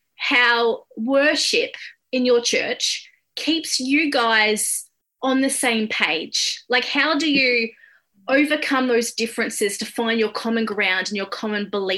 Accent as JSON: {"language": "English", "country": "Australia", "moved": "yes", "said": "I asked this as an Australian"}